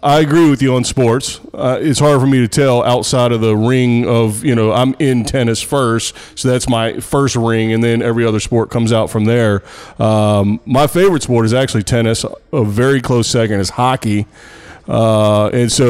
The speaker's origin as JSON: {"language": "English", "region": "Texas", "country": "United States", "tie": "born or raised there", "said": "my home state of Texas"}